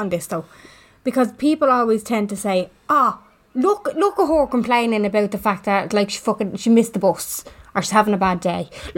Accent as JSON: {"language": "English", "town": "Dublin", "region": "Leinster", "country": "Ireland", "lives_now": "Blanchardstown, Ireland", "said": "I always say that I'm from Finglas because that's where I'm from, even though I live in Blanche"}